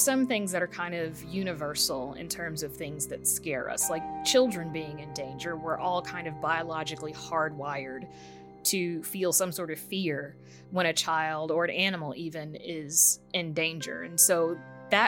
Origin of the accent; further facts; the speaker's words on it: United States; us as Americans